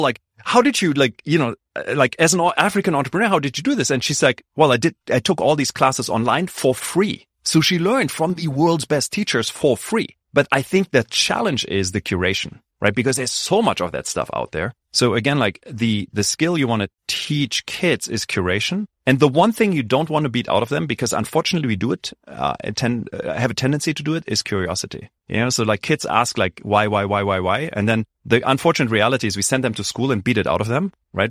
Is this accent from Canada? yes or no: no; Germany; moved away; I grew up in Germany, very traditional schooling system